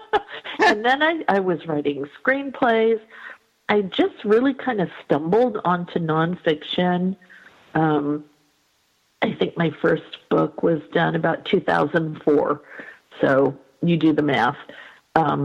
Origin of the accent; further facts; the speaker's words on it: New York, United States; I grew up in New York in a little sort of, not rural, but a little suburban community, not in the city.